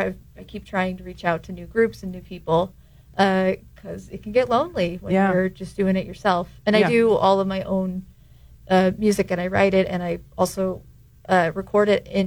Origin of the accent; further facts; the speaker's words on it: Riverside, California, United States; moved away as an adult; now in San Luis Obispo, United States; I am originally from Riverside.